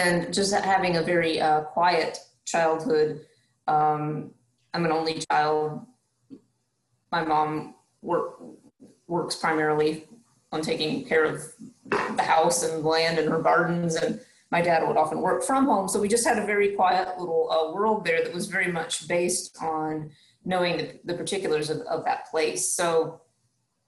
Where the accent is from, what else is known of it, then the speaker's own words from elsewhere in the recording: Franklin, North Carolina, United States; moved away as an adult; also born or lived in Madison County, North Carolina; now in Georgia, United States; I'm originally from Western North Carolina. I grew up in Macon County, Franklin area